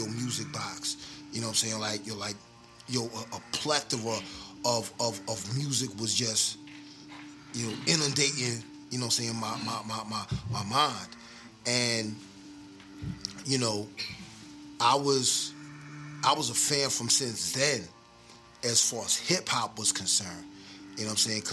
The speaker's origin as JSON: {"language": "English", "town": "New York City", "region": "New York", "country": "United States", "tie": "born or raised there", "also_born_or_lived": "Long Island, New York / Atlanta, Georgia", "moved": "yes", "said": "I'm originally from the Bronx, and I stayed out on Long Island as well."}